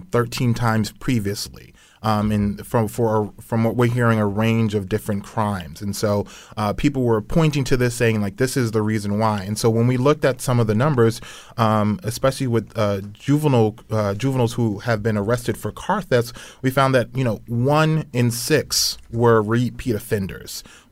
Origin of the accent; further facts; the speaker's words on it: Queens, New York, United States; also born or lived in Cincinnati; Yes, born and raised in Queens, and my fiance actually went to Choate, so I know a lot about Connecticut.